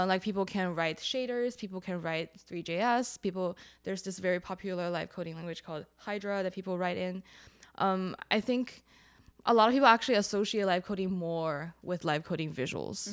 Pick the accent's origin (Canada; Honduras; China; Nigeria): China; Shanghai; now in Brooklyn, United States; I grew up in China